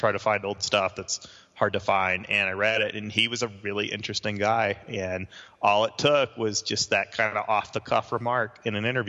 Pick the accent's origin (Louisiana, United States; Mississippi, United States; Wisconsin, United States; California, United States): Mississippi, United States; I grew up in Mississippi